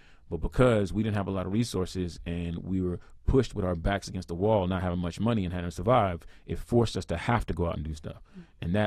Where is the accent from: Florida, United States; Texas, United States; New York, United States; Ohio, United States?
Texas, United States; Houston; I'm from Houston, Texas, and you know, I grew up just like any other kid